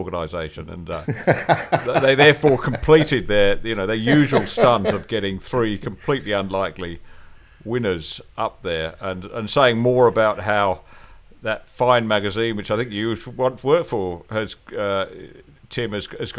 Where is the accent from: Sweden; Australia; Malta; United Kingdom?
Australia; We said, Australia.